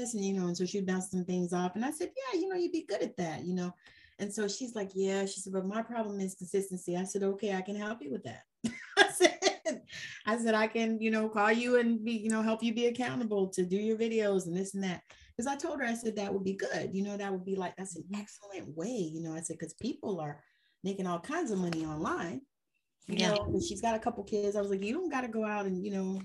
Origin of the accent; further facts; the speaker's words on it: Georgia, United States; I'm from Georgia